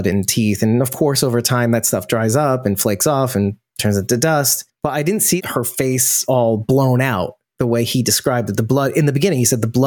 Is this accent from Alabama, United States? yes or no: no; New York, United States; I'm from New York